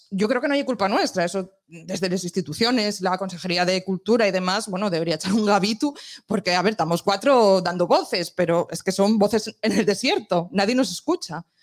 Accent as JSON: {"language": "Spanish", "area": "La Viana / La Corredoria", "region": "Asturias", "country": "Spain", "said": "Y no solo de la Viana, tengo que decir que soy de la Correoria"}